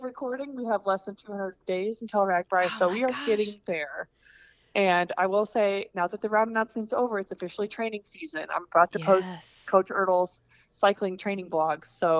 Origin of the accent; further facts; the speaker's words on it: Coralville, Iowa, United States; also born or lived in Des Moines, Iowa; Coralville is my true hometown. I was born in Coralville